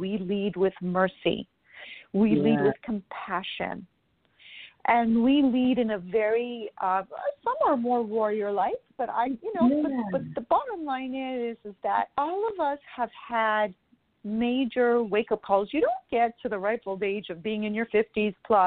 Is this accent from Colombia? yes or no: no; Canada; now in Florida, United States; I'm originally from Canada